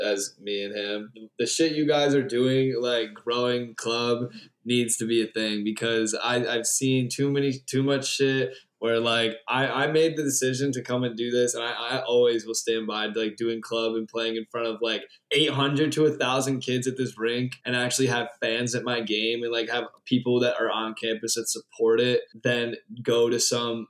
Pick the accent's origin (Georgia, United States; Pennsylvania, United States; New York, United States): New York, United States; Rome; moved away; I'm from Rome, Utica area